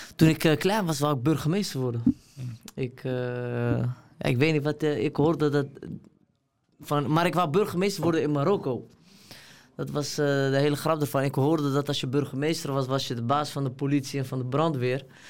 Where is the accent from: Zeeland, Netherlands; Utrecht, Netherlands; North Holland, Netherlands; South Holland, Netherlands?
North Holland, Netherlands; Amsterdam; ik ben opgegroeid in Amsterdam-Oost